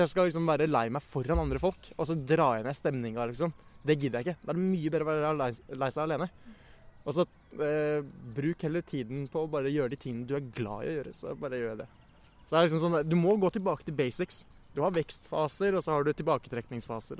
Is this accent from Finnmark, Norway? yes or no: no; Oslo, Norway; jeg vokste opp på Bjølsen eh, fram til jeg var sånn ti